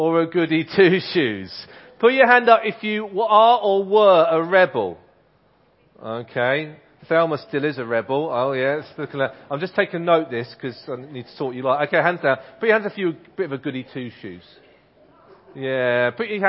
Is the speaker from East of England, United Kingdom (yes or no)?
yes; Ipswich, East of England, United Kingdom; I grew up in Ipswich. I went to a primary school called Gusford Primary School in Ipswich